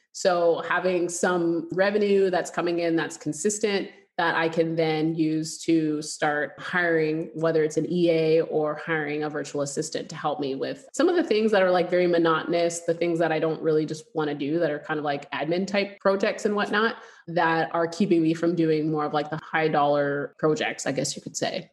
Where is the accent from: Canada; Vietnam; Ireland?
Canada; moved away as an adult; now in United States; we grew up in Canada and we lived there for like almost 20 years, I'd say almost 20 years but my family's from Louisiana